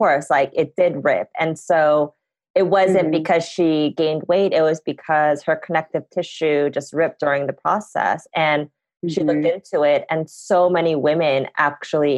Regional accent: United States; I am an American

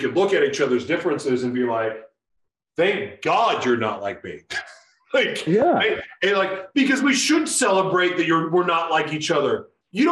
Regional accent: Oklahoma City, Oklahoma, United States; I grew up in Oklahoma City, and listen, where I'm from has evolved

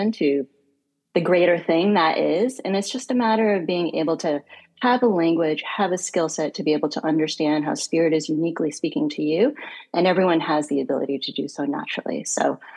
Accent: Northeast United States, United States; moved away; also born or lived in Washington, D.C. / Geneva; Born and raised in Northeast in the United States

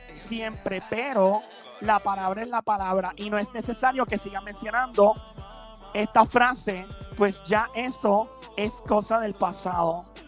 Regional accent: Caguas, Puerto Rico; also born or lived in San Lorenzo; me crié en Cagua, entre Cagua y San Lorenzo

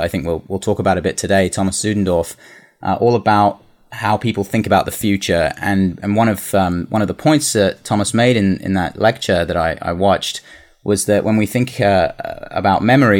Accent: Singapore; also born or lived in London; So I'm originally from London. I don't know if you can tell from the accent, but I grew up in Singapore.

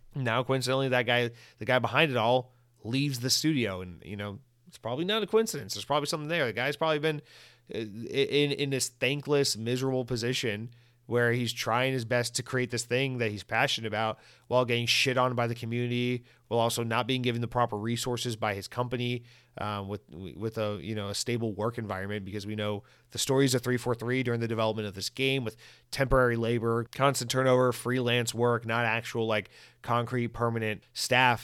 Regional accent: United States; also born or lived in Florida; white American, I speak English

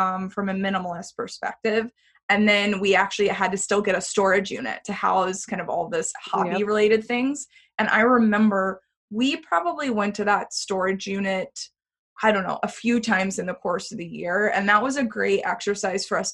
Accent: Texas, United States; moved away as an adult; now in San Francisco, United States; We had actually moved from we're from Texas originally

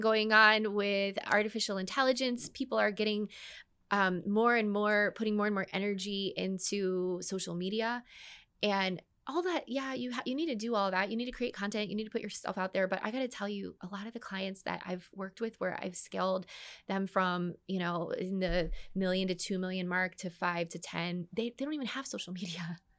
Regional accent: Orlando, Florida, United States; also born or lived in Dallas; I'd moved back to Orlando. I followed a man here, didn't end up marrying him, but b, all the same, I followed a man here, come back to my hometown

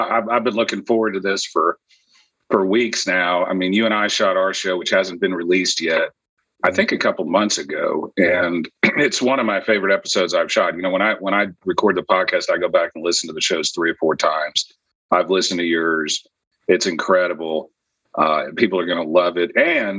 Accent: Houston, Texas, United States; So I'm from Houston, Texas. I'm actually a seventh generation Texan, although my dad was an Air Force officer, and so I moved around all over the place when I was growing up.

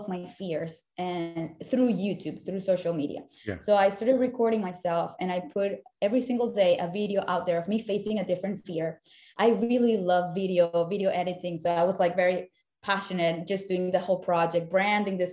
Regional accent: Caracas, Capital District, Venezuela; moved away as an adult; also born or lived in Savannah, Georgia / Miami; now in United States; I was born and raised in Caracas, Venezuela, where I lived for the first 19 years of my life

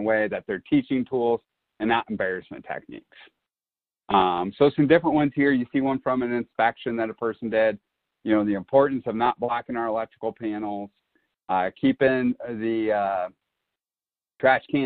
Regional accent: Iowa, United States; where I grew up in Iowa

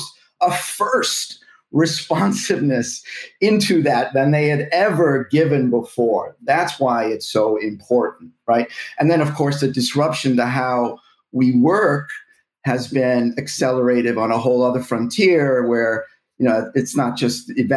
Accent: United States; as an American

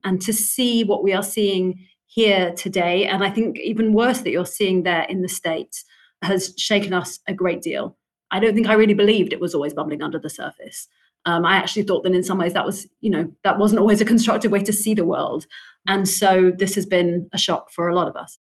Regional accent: London, United Kingdom; You know, I grew up in London. I've lived here most of my life.

